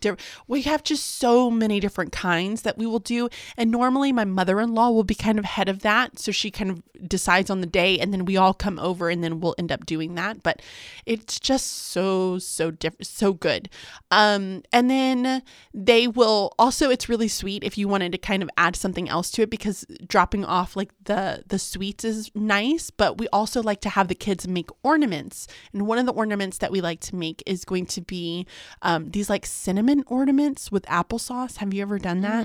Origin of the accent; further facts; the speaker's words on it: Galveston, Texas, United States; we grew up in Galveston